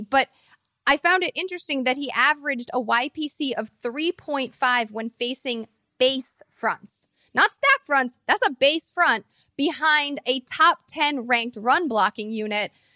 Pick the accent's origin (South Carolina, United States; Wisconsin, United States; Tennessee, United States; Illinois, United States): Illinois, United States; Mount Prospect; I'm from Mount Prospect. This is a neighboring, um, suburb